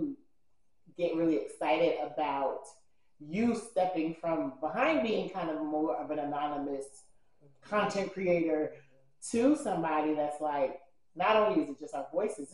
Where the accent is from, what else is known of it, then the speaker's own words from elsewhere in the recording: New York City, New York, United States; now in Georgia, United States; I am from the Bronx, New York, BX all day, baby. But I currently live in Georgia